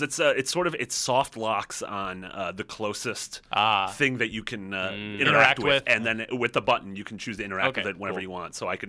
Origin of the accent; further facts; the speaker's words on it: Chicago, Illinois, United States; I'm also from Chicago, which is the weird thing.